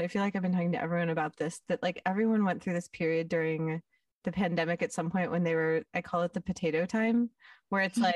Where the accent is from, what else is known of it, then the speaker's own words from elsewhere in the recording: West Hollywood, California, United States; I was born in West Hollywood and I live in West Hollywood